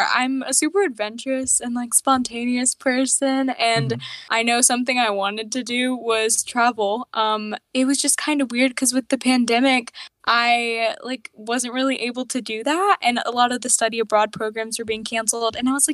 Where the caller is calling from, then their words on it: Charlotte, North Carolina, United States; I live in Charlotte, North Carolina, in the United States.